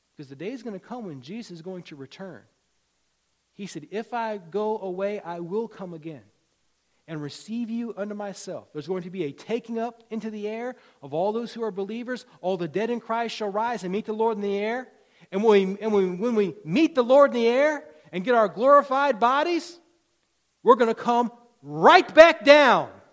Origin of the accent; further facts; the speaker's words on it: Virginia, United States; When I was a kid growing up in Virginia